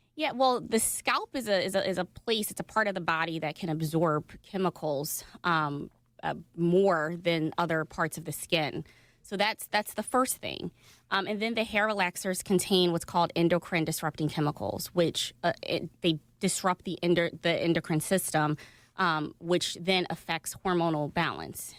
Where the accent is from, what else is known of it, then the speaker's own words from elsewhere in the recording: Philadelphia, Pennsylvania, United States; West Philly right near 61st and Market